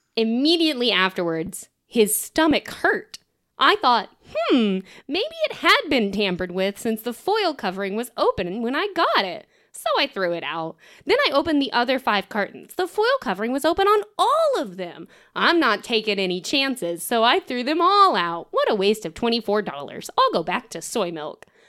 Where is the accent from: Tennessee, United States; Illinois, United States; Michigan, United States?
Tennessee, United States; we're from Tennessee